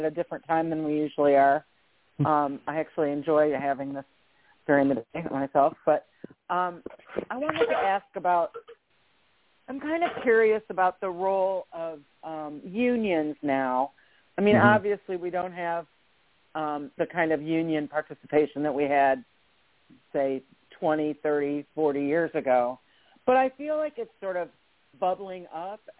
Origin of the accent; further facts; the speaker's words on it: Michigan, United States; I grew up in Michigan